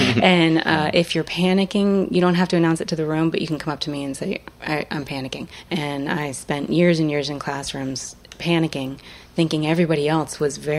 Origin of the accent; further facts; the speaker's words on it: Salem, Massachusetts, United States; Yep, I grew up in Salem, Massachusetts.